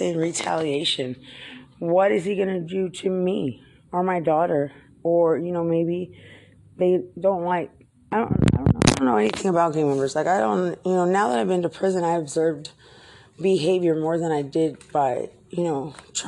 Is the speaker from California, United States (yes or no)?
no; Lubbock, Texas, United States; moved away as an adult; now in San Antonio, United States; I grew up in Lubbock